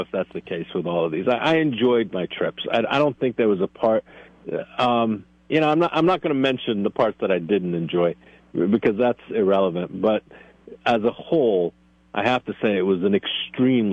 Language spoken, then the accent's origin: English; Northeast, United States; moved away; I grew up in the Northeast